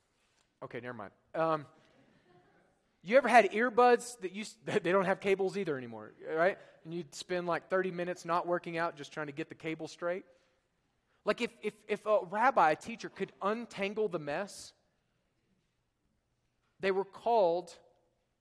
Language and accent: English; Oklahoma, United States; moved away; Oklahoma, where I'm from